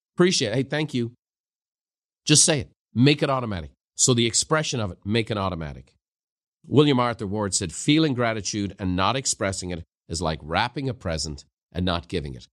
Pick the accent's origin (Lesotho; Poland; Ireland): Ireland; the culture I grew up in Ireland